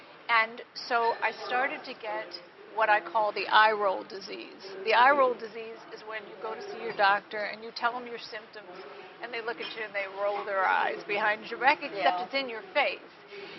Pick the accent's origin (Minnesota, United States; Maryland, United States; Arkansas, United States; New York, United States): Maryland, United States; Baltimore; Well, I'm from Baltimore, but I did do something in Virginia.